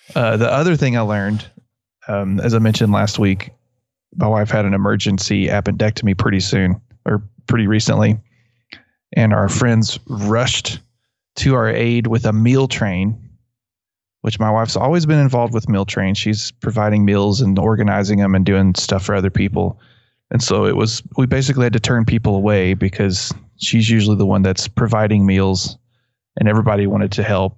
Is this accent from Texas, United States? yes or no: yes; West Texas, United States; accent: West Texas; my West Texas accent